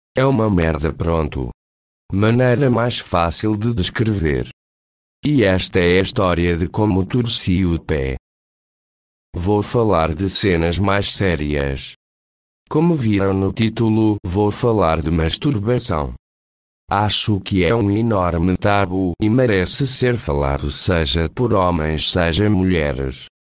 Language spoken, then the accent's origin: Portuguese; Portugal; Como sou português, escolhi uma voz mais portuguesa